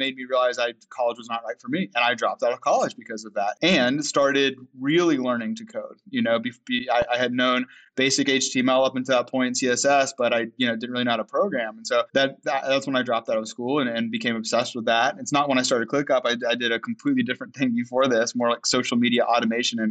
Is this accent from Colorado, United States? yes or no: no; North Carolina, United States; I grew up in North Carolina